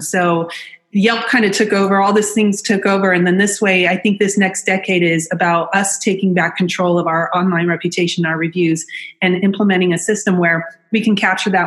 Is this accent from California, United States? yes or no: yes; Orange County, California, United States; I'm from Orange County